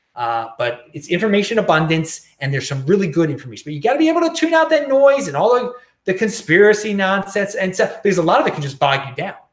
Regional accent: Baltimore, Maryland, United States; moved away; I'm some dude from Baltimore

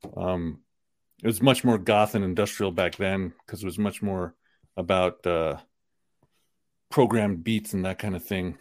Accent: New York City, New York, United States; the part of Queens that I lived in was Queens Village, which is right on the border of Long Island

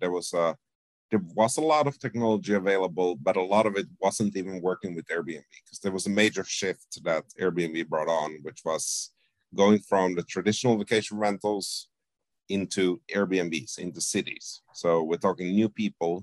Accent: Finland; also born or lived in Sweden / Spain / Canada / Amsterdam; now in Toronto, Canada; I was born in Sweden, but grew up mostly in Finland

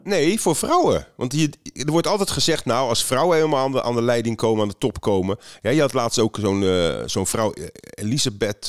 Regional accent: Netherlands; Dan zeg ik nou Nederland

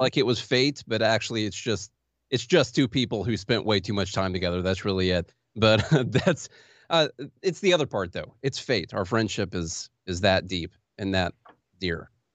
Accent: Vienna, Illinois, United States; also born or lived in Pulaski, Illinois; now in Nashville, United States; I am from Illinois originally

